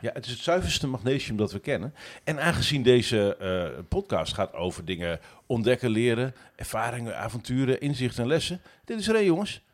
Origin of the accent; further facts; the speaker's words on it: Netherlands; ik ben Nederlander